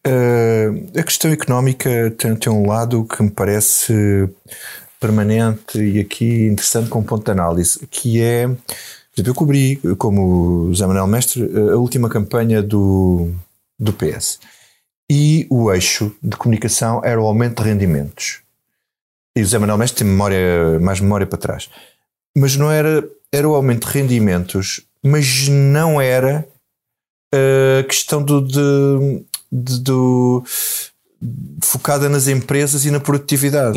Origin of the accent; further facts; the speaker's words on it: Grândola, Alentejo, Portugal; eu sou de Grândola